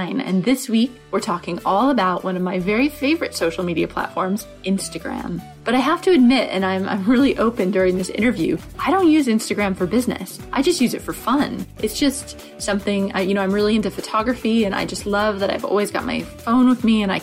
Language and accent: English; New Hampshire, United States; moved away; I'm from New Hampshire originally